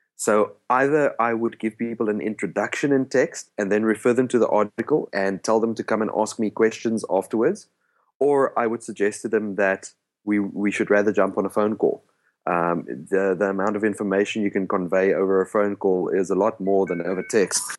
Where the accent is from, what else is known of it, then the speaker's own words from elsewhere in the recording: South Africa; first language Afrikaans; English is a second language; my native language is actually Afrikaans